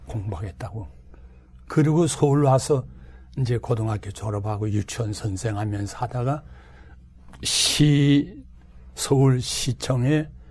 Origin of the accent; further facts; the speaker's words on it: Hwanghae, North Korea; moved away as an adult; also born or lived in Jinnampo / Pyongyang / Daegu; now in Seoul, South Korea; 내가 황해도 고향에 있을 때